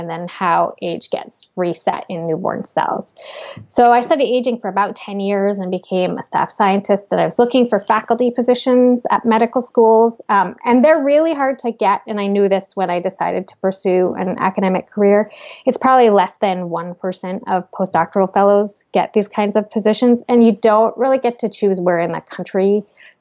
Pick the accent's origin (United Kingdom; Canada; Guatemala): Canada; moved away as an adult; also born or lived in New York City / Seattle; I was in Canada at the time. I'm Canadian.